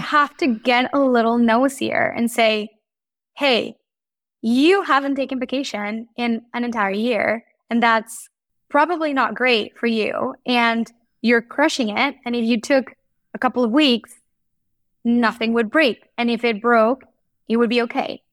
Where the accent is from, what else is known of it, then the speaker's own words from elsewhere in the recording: Mexico; moved away; I grew up in Mexico